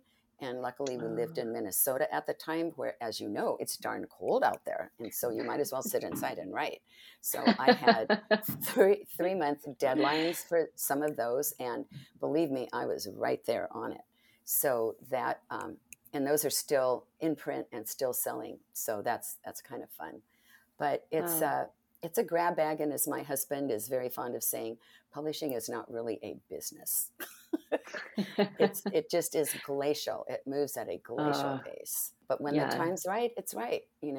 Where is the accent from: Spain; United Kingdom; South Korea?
Spain; also born or lived in Italy; now in United States; because I grew up in Spain and Italy.